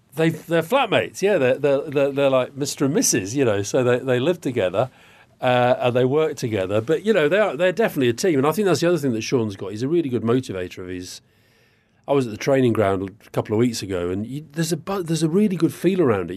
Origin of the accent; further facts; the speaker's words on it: Keighley, Yorkshire and the Humber, United Kingdom; I grew up in Yorkshire which is you know fairly near Burnley. Where I was in Keighley, about 19, 20 miles away